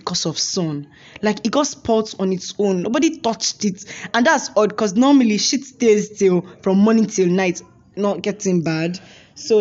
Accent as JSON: {"language": "English", "region": "Imo", "country": "Nigeria", "said": "I am from Imo State"}